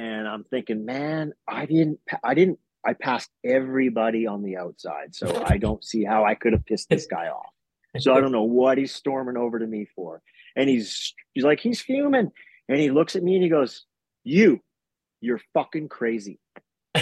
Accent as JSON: {"language": "English", "country": "Canada", "said": "the Canadian guy"}